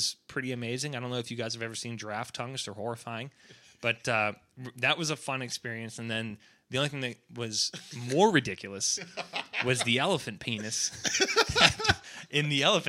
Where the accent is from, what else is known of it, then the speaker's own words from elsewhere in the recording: Atlanta, Georgia, United States; but we're being from Atlanta. That's like the best aquarium in the world